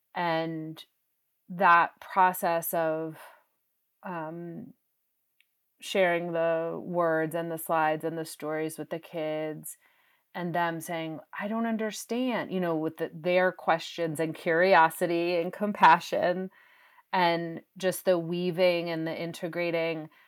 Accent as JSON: {"language": "English", "region": "New England", "country": "United States", "said": "I'm from New England"}